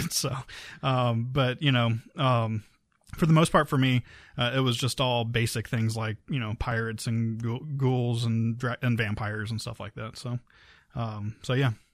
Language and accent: English; Key West, Florida, United States; I'm from Key West